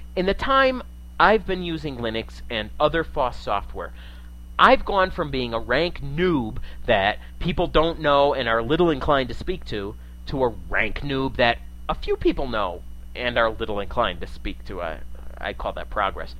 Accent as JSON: {"language": "English", "region": "New England", "country": "United States", "moved": "yes", "said": "I hail from New England in the USA originally, and I'm an old time Yankee in a lot of ways"}